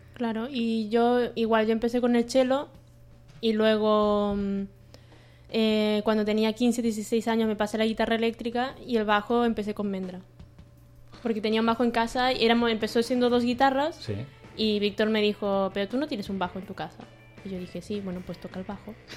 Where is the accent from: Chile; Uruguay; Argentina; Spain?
Spain; Santa Cristina d'Aro, Catalonia; now in Barcelona, Spain; yo soy de Santa Cristina d'Aro